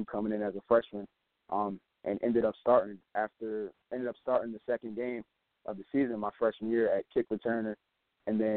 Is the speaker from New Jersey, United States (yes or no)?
no; Delaware, United States; we're all from Delaware, and we all played Delaware High School football